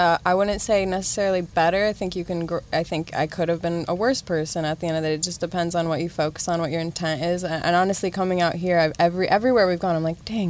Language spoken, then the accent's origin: English; Ohio, United States; now in Los Angeles, United States; if I say I'm from Ohio